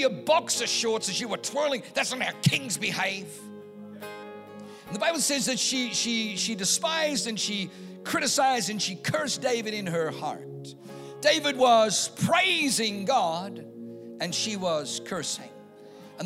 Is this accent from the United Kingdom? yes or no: no; Germany; now in California, United States; I was born in Germany